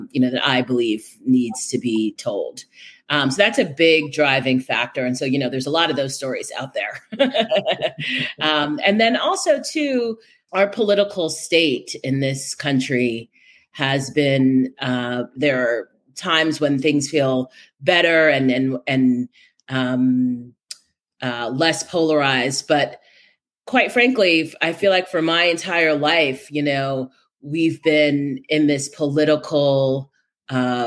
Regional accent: New York City, New York, United States; I'm a native New Yorker, born and bred

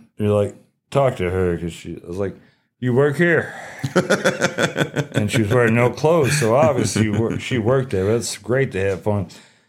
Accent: Ohio, United States; I'm from Ohio.

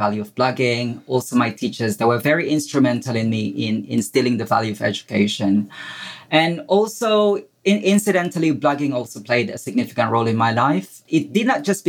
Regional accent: Philippines; moved away as an adult; now in England; I was born in the Philippines. I spent my formative years in a slum in the Philippines.

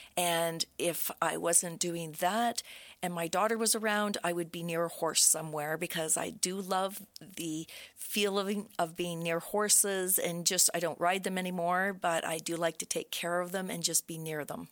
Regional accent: Brockville, Ontario, Canada; I was born in Brockville. I was raised in the area, and I've always loved Brockville.

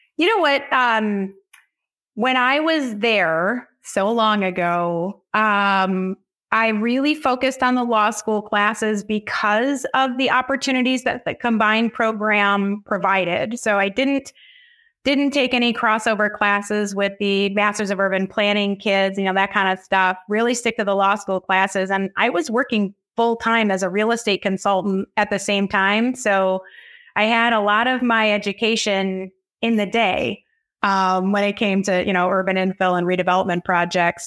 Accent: northern Oakland County, Michigan, United States; I grew up in northern Oakland County

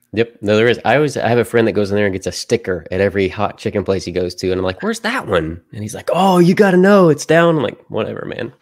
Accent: Murray, Kentucky, United States; also born or lived in Nashville, Tennessee / Bowling Green, Kentucky; I grew up in Murray, where I currently serve at the church that I currently serve at.

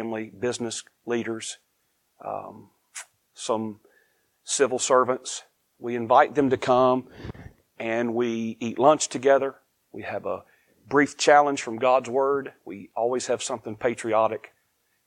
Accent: United States; now in Eastern North Carolina, United States; I am grateful to be an American

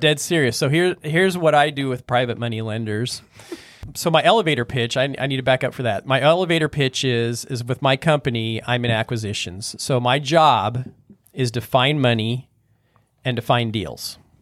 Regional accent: North Platte, Nebraska, United States; I'm from North Platte

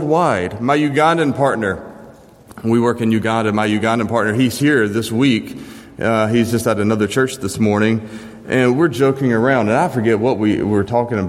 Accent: Jackson, Mississippi, United States; now in Memphis, United States; I'm not a native to Memphis, but I've lived here about as long as where I was raised, my hometown of Jackson, Mississippi.

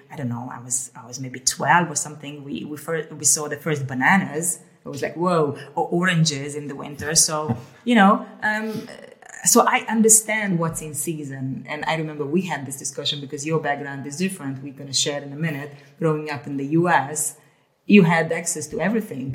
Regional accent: Hungary; also born or lived in Ukraine / Amsterdam, Netherlands; now in Haarlem, Netherlands; I grew up in Hungary and then um, I was born in the so- in Ukraine uh, in the Soviet uh, times and then we moved uh, to Hungary and back and forth

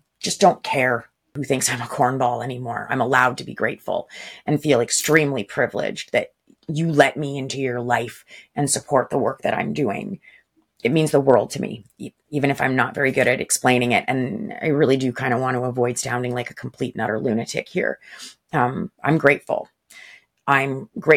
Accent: Canada; I'm also Canadian.

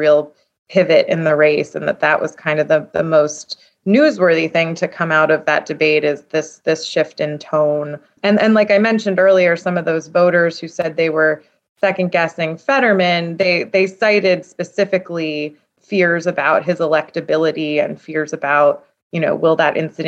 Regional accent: Lower Merion, Pennsylvania, United States; Home is outside of Philly. I grew up in Lower Merion

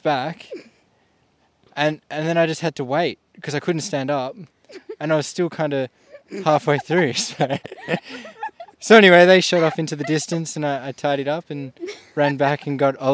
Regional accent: Melbourne, Victoria, Australia; now in Tasmania, Australia; I'm originally from Melbourne, Victoria

